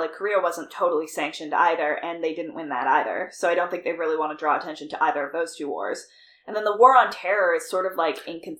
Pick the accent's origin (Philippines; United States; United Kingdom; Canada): Canada; if I lived in the States, I was, like, yeah, I'm from Canada and that would be it. It's not like there's anything about me that's overtly Canadian.